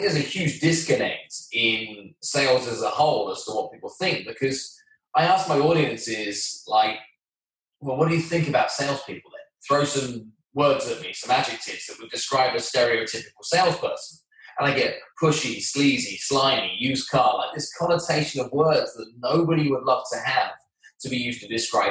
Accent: London, United Kingdom; moved away as an adult; now in New York, United States; I'm from London, England

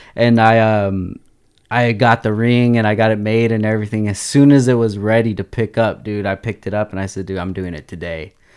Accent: Oxnard, California, United States; I grew up, born and raised in Oxnard

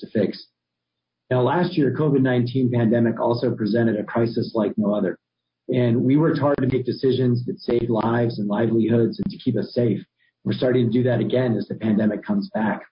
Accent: Albuquerque, New Mexico, United States; was born and raised in Albuquerque

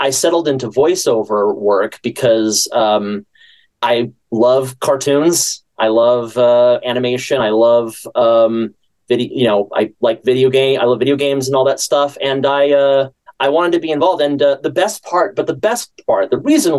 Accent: San Francisco, California, United States; I'm from California, the San Francisco area, and I started taking classes in San Francisco when I was about 14

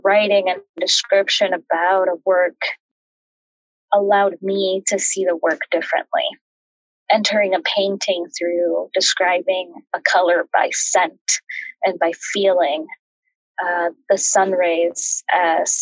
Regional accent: Chicago, Illinois, United States; moved away as an adult; also born or lived in Mexico (family) / Washington; now in New York, United States; I grew up in the Midwest. My family came from Mexico and settled right around the Chicagoland area

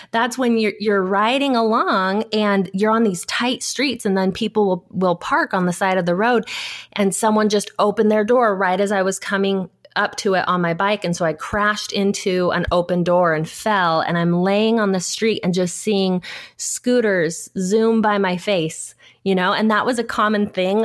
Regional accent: Southern California, United States; I grew up in Southern California, which is where I still live now.

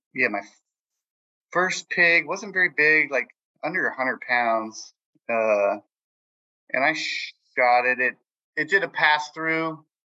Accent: San Jose, California, United States; I'm from San Jose, California

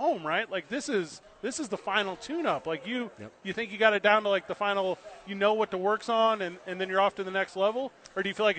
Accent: St. Louis, Missouri, United States; moved away; I grew up in the Midwest. You know, I grew up in St. Louis, Missouri

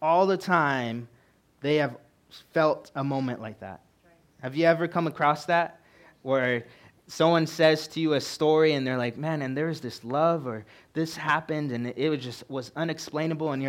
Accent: California, United States; moved away as an adult; now in Montana, United States; I'm originally from California

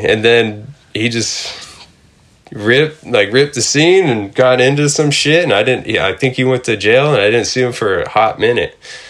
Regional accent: San Jose, California, United States; I was born in San Jose, but like that's where I skated and started skating.

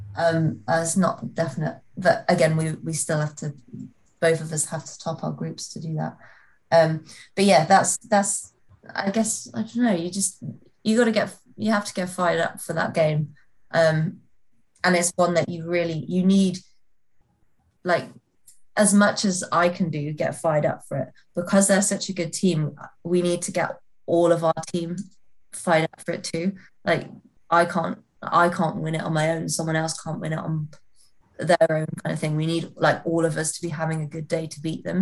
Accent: North Wales, United Kingdom; also born or lived in Leamington; I'm from North Wales, which is only half an hour away from Chester

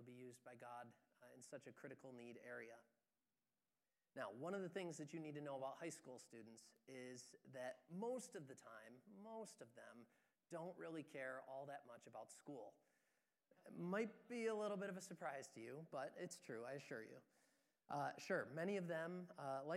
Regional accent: Moravia, New York, United States; I'm more specifically from Moravia

